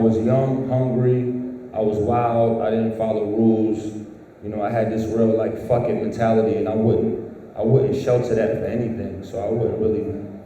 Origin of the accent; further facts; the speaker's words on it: New York City, New York, United States; moved away; I'm from the Bronx